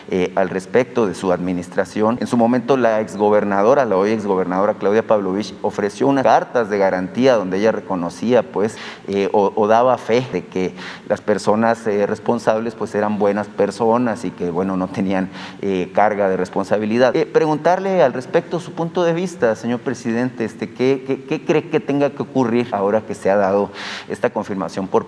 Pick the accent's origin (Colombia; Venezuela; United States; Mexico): Mexico; Hermosillo, Sonora; Eh, señor presidente, como sabe, yo soy de Hermosillo este, y en Hermosillo, pues hace 13 años, casi 13 años, nos marcó la mayor tragedia infantil en la historia de nuestro país